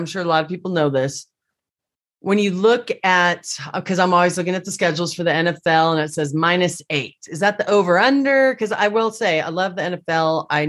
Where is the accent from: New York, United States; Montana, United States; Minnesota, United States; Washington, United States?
Washington, United States; I'm a Seahawks fan growing up in Washington State